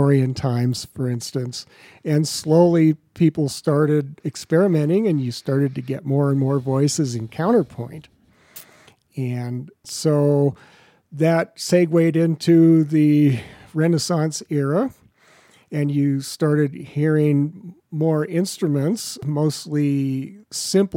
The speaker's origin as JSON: {"language": "English", "town": "Los Angeles", "region": "California", "country": "United States", "tie": "born or raised there"}